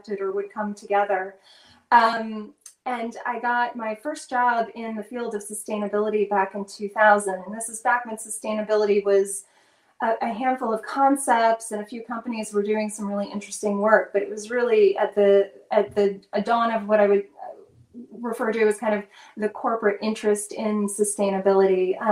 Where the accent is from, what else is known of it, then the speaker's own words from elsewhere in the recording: North Carolina, United States; also born or lived in Colorado; I grew up in North Carolina